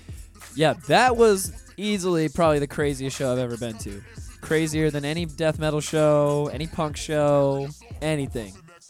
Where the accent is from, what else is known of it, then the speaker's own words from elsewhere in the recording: Miami, Florida, United States; From Miami.